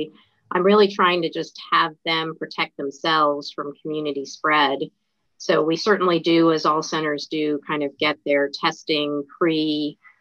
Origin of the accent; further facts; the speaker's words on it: Salisbury, North Carolina, United States; moved away as an adult; also born or lived in Georgia / Northeast US / Mid-Atlantic US / West Coast US; they both moved to Salisbury, North Carolina, and then they became tenured professors there. So that's basically kind of where I grew up